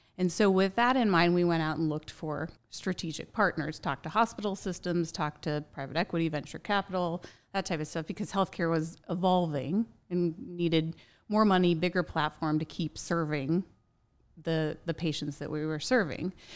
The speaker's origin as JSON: {"language": "English", "town": "Indianapolis", "region": "Indiana", "country": "United States", "tie": "born or raised there", "said": "I grew up here in Indianapolis"}